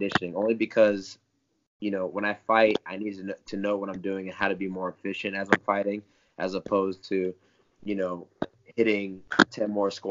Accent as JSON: {"language": "English", "town": "Tampa", "region": "Florida", "country": "United States", "tie": "born or raised there", "also_born_or_lived": "Parrish, Florida", "said": "I live in Tampa, Florida. Originally, I grew up in Parrish, Florida, which is a little further from here. But most of my life was here"}